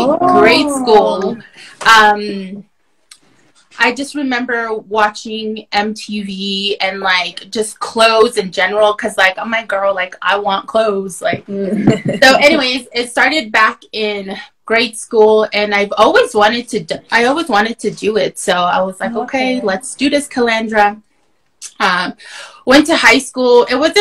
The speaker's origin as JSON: {"language": "English", "town": "Many Farms", "region": "Arizona", "country": "United States", "said": "I am from Many Farms, Arizona, the Dine Nation."}